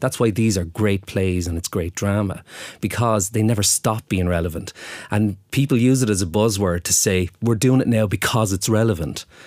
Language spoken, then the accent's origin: English; Waterford, Munster, Ireland; moved away; I'm from Waterford